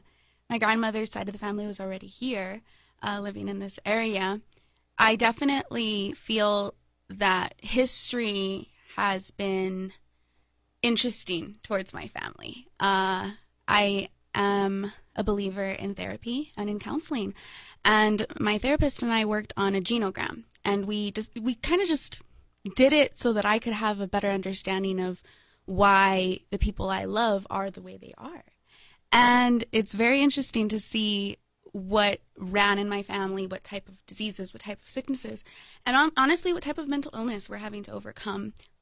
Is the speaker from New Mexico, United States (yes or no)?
yes; Las Cruces, New Mexico, United States; Well, you know, I love my town.